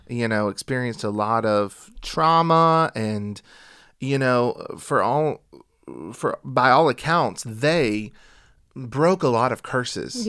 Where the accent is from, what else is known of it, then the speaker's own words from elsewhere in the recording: United States; we're from the United States of America